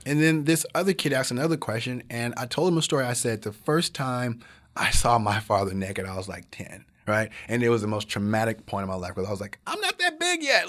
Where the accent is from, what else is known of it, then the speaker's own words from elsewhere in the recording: the South, United States; growing up in the South, very poor